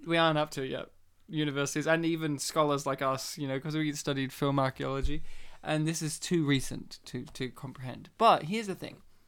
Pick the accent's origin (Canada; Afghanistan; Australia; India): Australia; we're Australia, you know, we're Australian Polish men